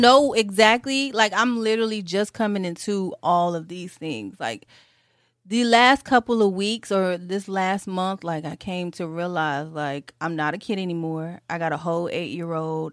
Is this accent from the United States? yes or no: yes; Detroit, Michigan, United States; My mom, she worked for Saturn, 'cause I'm from Detroit